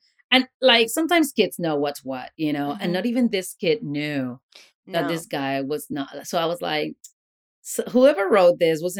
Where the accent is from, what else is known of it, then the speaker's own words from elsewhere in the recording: Puerto Rico; moved away; I'm from Puerto Rico.